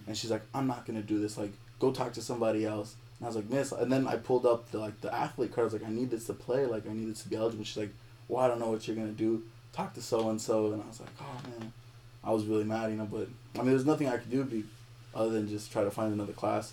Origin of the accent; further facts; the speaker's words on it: Compton, California, United States; I'm from California, right? And I live in Compton.